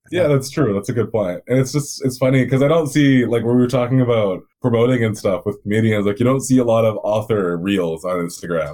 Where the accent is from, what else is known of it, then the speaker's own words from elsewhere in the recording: Vancouver, British Columbia, Canada; I'm from Vancouver. I'm from uh, British Columbia, which is the province